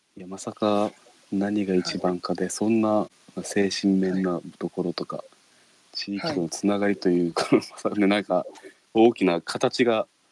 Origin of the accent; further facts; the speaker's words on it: Ishigaki, Okinawa, Japan; 自分石垣で生まれて石垣で育ってる